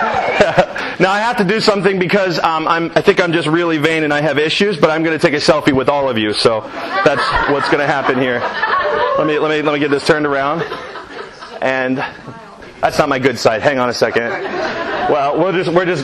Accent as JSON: {"language": "English", "town": "Reynoldsburg", "region": "Ohio", "country": "United States", "tie": "born or raised there", "said": "that's my hometown, that's where I'm from, that's where I lived"}